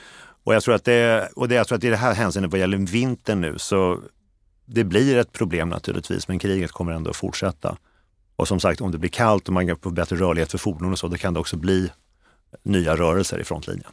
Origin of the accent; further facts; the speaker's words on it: Sweden; jag är svensk.